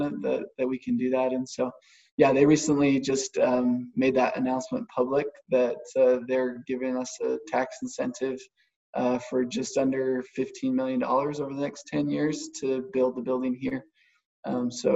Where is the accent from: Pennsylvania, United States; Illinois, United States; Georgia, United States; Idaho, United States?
Idaho, United States; now in Cache Valley, United States; I'm an implant. I'm not originally from here, but I'm from Idaho